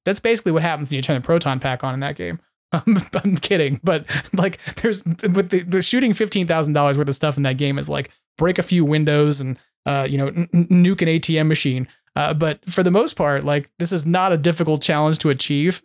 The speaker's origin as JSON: {"language": "English", "area": "Long Island", "region": "New York", "country": "United States", "tie": "born or raised there", "also_born_or_lived": "Poughkeepsie, New York", "moved": "as an adult", "said": "I grew up on Long Island"}